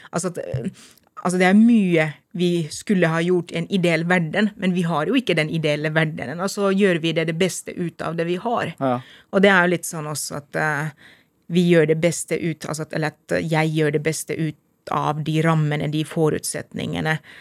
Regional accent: Lahti, Päijät-Häme, Finland; Norwegian is a second language; moved away as an adult; now in Lillehammer, Norway; Jeg er født og oppvokst i Lahti.

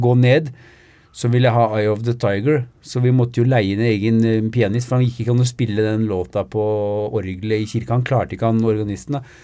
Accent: Norway; now in Sweden; jeg bor i Sverige, men jeg er norsk, eh, norsk statsborger

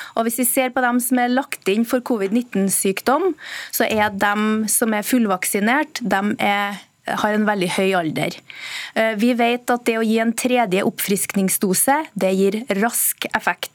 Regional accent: central Norway, Norway; I Midt-Norge, der jeg kommer fra

